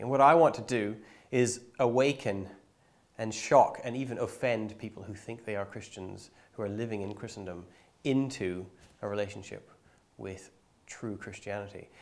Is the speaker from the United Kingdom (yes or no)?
no; Canada; I grew up in Bible Belt, Canada